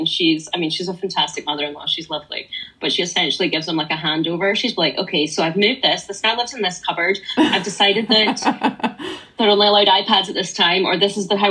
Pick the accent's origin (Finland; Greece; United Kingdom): United Kingdom; Scotland; I'm Scottish and I'm based in Scotland